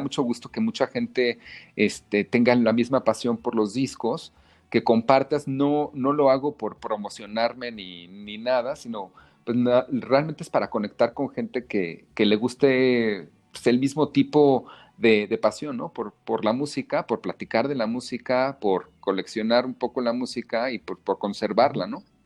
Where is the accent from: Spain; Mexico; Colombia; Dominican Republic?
Mexico; de niño en México